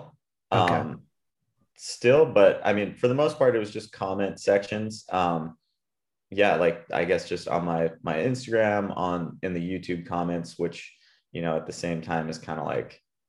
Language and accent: English; Puerto Rico; And like, yeah, I grew up in Puerto Rico, and yeah, hetero